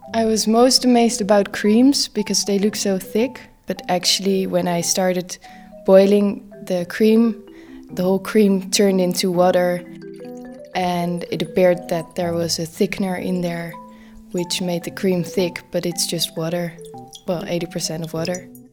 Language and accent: English; Netherlands; I'm from the Netherlands